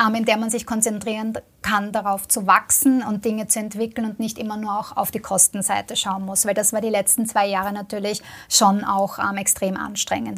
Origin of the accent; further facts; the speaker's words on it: Vienna, Austria; ich komme selber aus Wien, ja, also ich, ich arbeite quasi auch am Land